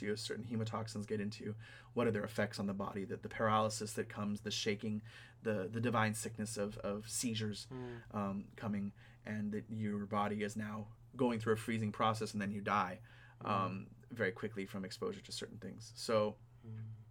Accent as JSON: {"language": "English", "region": "California", "country": "United States", "tie": "born or raised there", "said": "the camphor trees that are dying in the California drought in my hometown."}